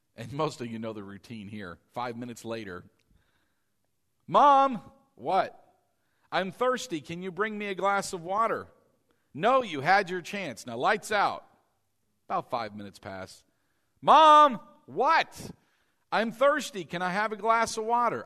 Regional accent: East Coast, United States; moved away; I was from the East Coast

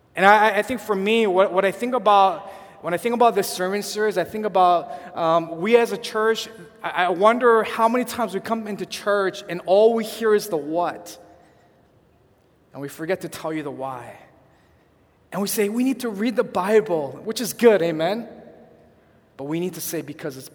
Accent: California, United States; now in Chicago, United States; we're from California

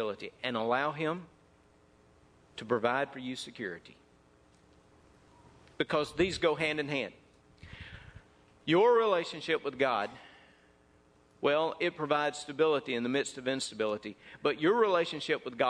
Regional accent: North Mississippi, United States; When I was raised up in North Mississippi

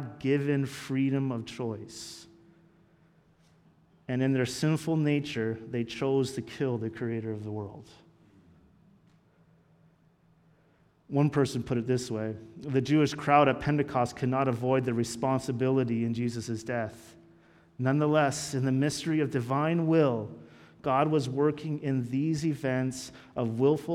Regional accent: Canada; we're Canadian.

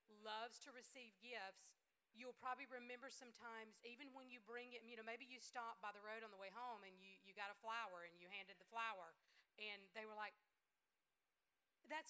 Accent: the South, United States; I'm from the South, and we know how to feed people

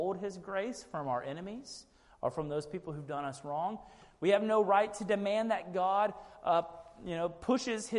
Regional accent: Sugar Land, Texas, United States; I grew up in Sugar Land, Texas

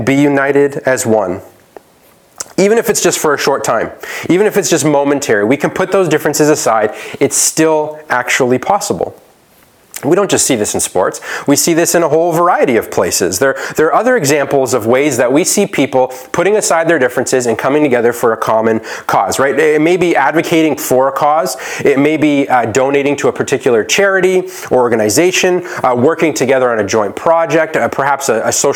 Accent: Toronto, Ontario, Canada; I was born and raised in Scarborough. Toronto's home for me

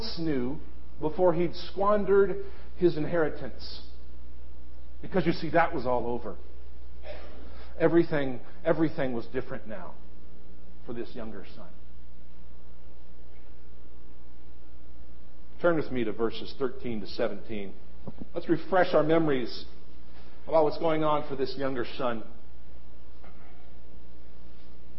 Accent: Ohio, United States; born or raised there; moved away

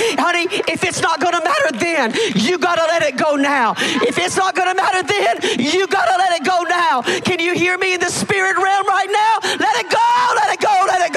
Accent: Hamilton, Alabama, United States; Hamilton, Alabama, that's my hometown where the ramp is

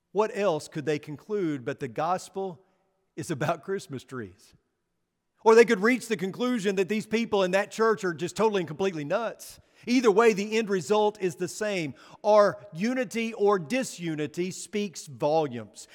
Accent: Northeast Arkansas, United States; moved away; growing up in Northeast Arkansas

